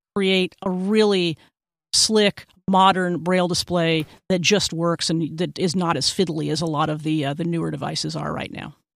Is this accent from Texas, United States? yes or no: yes; Texas, United States; my home state of Texas